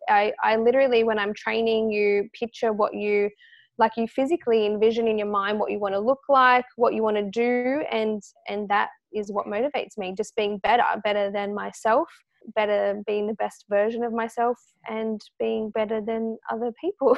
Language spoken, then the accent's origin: English; Australia; as an Australian, uh, female